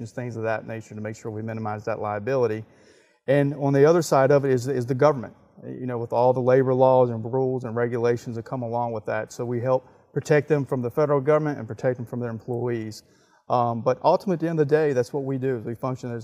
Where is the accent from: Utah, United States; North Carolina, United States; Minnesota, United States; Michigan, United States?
North Carolina, United States; Wake Forest; also born or lived in Charlotte, North Carolina; I grew up in Wake Forest.